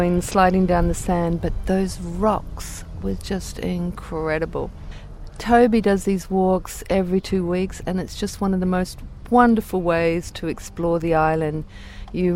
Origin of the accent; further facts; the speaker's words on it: New Zealand; now in Ibiza, Spain; I'm from New Zealand and just currently moved to Ibiza